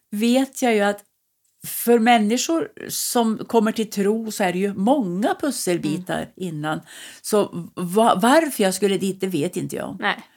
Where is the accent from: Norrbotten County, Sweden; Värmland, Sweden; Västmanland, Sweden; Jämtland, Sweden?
Värmland, Sweden; moved away; Jag har hållit på ända sedan bodde uppe i Östersund i många år när jag kom från Värmland.